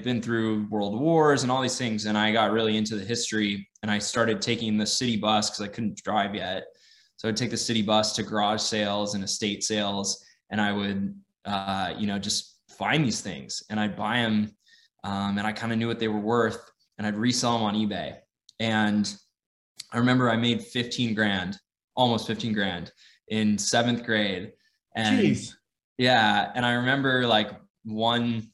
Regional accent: San Diego, California, United States; moved away as an adult; also born or lived in Santa Barbara, California; now in Austin, United States; I grew up in San Diego.

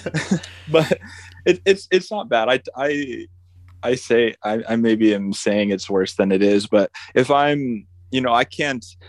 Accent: upstate New York, United States; right now, I'm in my hometown in upstate New York.

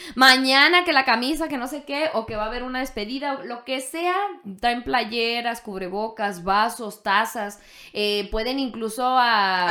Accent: Mexico; nosotros, no sé si como mexicanos o como latinos

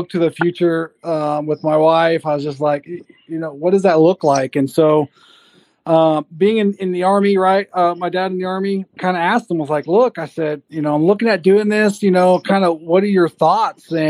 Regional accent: Oklahoma, United States; I'm from Oklahoma. I spent the last uh, three years in high school there.

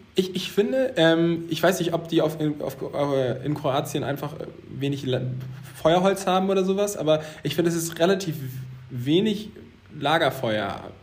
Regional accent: Zeven, Lower Saxony, Germany; auf Zeven, da wo ich herkomme, auf dem Dorf

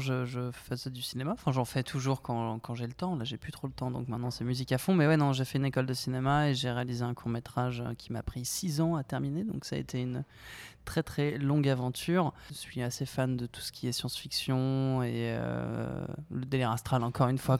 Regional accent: Paris, Île-de-France, France; also born or lived in Flayosc, Provence; Je suis parisien, euh, cent pour cent. Je suis né dans le sud, quand même. Je suis né à Draguignan

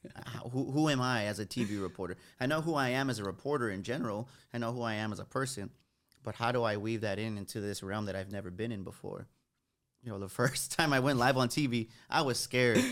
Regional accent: San Antonio, Texas, United States; Growing up on the West Side

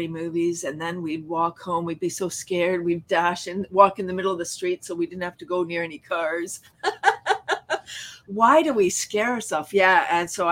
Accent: Toronto, Ontario, Canada; I grew up in Toronto, largest city in Canada

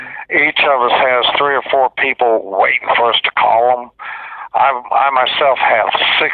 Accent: Metairie, Louisiana, United States; moved away; I grew up in Metairie in the 60s.

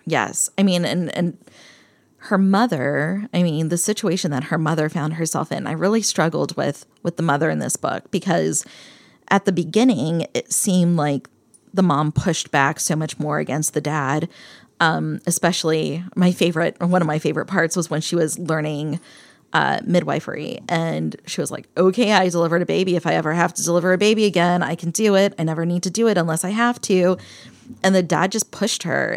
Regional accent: Bethlehem, Pennsylvania, United States; moved away; I grew up in Bethlehem, Pennsylvania

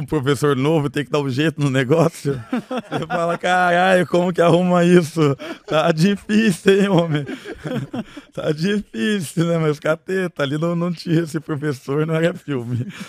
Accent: Piraquara, Paraná, Brazil; also born or lived in Sorocaba, São Paulo / Almirante Tamandaré, Paraná; E daí eu só nasci em Sorocaba, portanto, né? Uhum. E já fui pro Paraná. Daí no Paraná morei em algumas quebradas, lá morei em Tamandaré, que eu tava te falando, de Tamandaré, morei a maior parte da minha vida daí lá em Piraquara

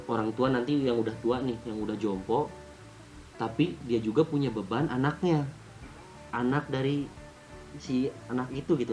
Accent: Java, Indonesia; karena gue orang Jawa gitu

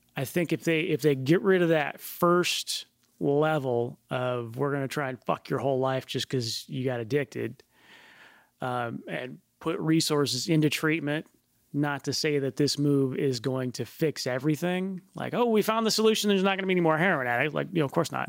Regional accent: United States; growing up in the United States

